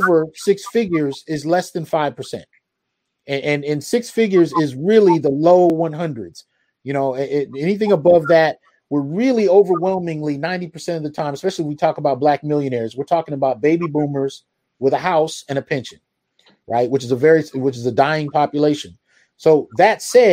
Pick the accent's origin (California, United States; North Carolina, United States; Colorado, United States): California, United States; San Jose; I grew up in the Bay Area. So we moved around throughout San Jose.